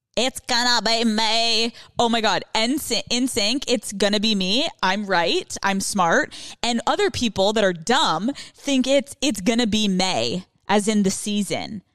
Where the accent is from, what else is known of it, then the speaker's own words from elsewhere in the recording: Northeast, United States; I'm from the Northeast, like, the whole thing